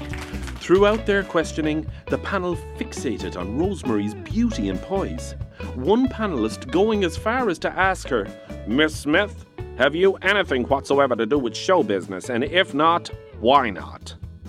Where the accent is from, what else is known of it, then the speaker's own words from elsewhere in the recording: Ireland; Because we, as Irish people, are perched here upon an island, it stands to reason that many of the people throughout history have spent a lot of their time trying to get off the island.